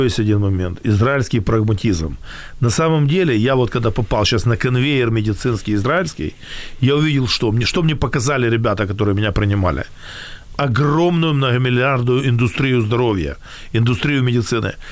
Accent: Kyiv, Ukraine; also born or lived in Israel; Дома я в Киеве, я киевлянин

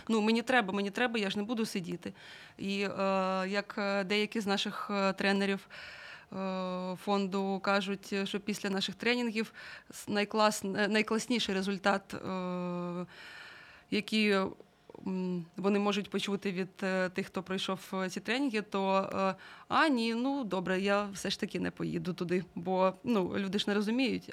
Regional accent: Mariupol, Donetsk Oblast, Ukraine; moved away; я сама з Маріуполя

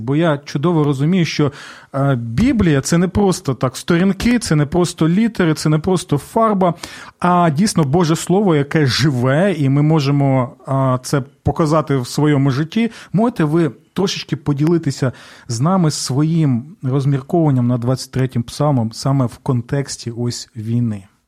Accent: southern Ukraine, Ukraine; я сам з півдня України

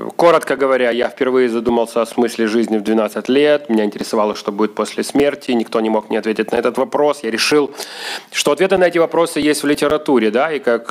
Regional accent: Odesa, Odesa Oblast, Ukraine; moved away as an adult; now in Kyiv, Ukraine; Я здесь родился в Одессе

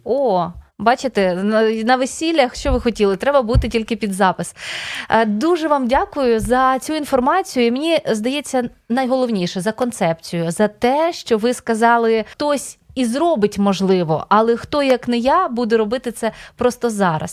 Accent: Podillia, Ukraine; now in Kyiv, Ukraine; я з Поділля

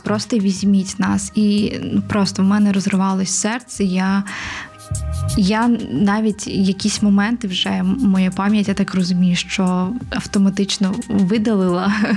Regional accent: Odesa, Odesa Oblast, Ukraine; moved away as an adult; now in Kyiv, Ukraine; І народилась я в Одесі, виросла в Одесі і ну десь плюс-мінус 4 роки вже живу в Києві.

